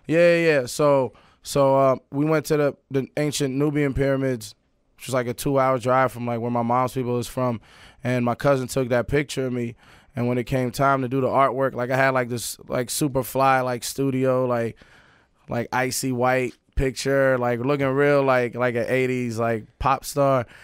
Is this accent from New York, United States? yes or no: yes; New York City, New York, United States; also born or lived in Paris, France / Sudan (ancestry); I was born in Paris. My family's from Sudan, East Africa. Um, but, uh, I was born in Paris. I di-, I didn't move to Queens till I was eight